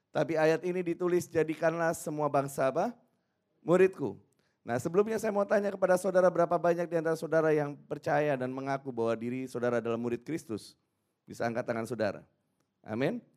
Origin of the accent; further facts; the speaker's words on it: Surabaya, East Java, Indonesia; saya dari Surabaya.